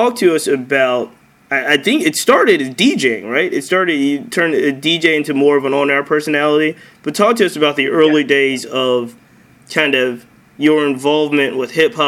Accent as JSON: {"language": "English", "region": "Virginia", "country": "United States", "said": "I'm from Virginia"}